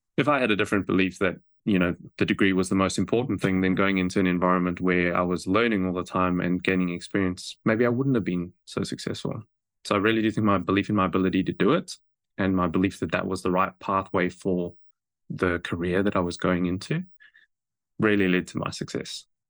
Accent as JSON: {"language": "English", "country": "South Africa", "tie": "born or raised there", "moved": "as an adult", "lives_now": "New Zealand", "said": "I grew up in South Africa"}